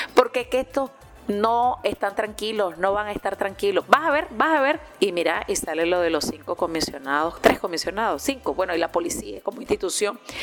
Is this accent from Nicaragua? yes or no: yes; Nicaragua